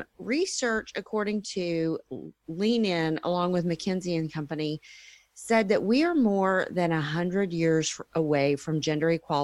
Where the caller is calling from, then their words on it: Dallas, Texas, United States; Dallas, Texas.